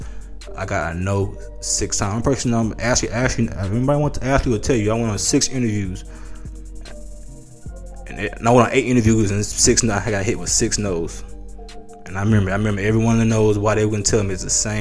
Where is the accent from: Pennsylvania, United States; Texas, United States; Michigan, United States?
Texas, United States; Houston; also born or lived in Atlanta, Georgia; me growing up in Houston